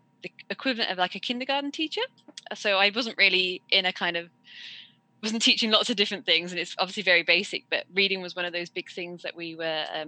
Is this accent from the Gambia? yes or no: no; Worcester, West Midlands, United Kingdom; I'm from Worcester in England